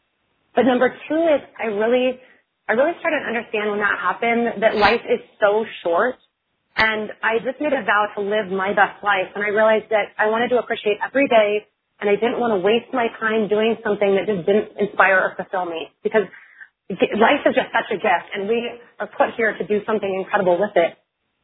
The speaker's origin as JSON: {"language": "English", "region": "Oregon", "country": "United States", "tie": "born or raised there", "said": "I'm from Oregon. I'm a farm girl, born and raised, and the daughter of a fisherman from a really tiny town in Oregon"}